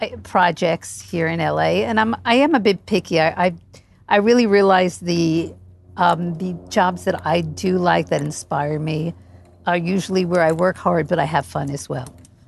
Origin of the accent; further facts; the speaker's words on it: New York, East Coast, United States; I grew up on the East Coast, obviously. I lived in New York for most of my life. And I was lucky enough to move to Chelsea when Chelsea was a very really trendy, cool area, really rock and roll.